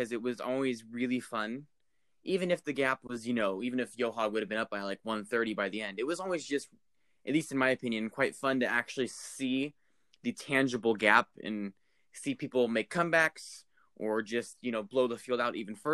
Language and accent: English; United States; as an American fan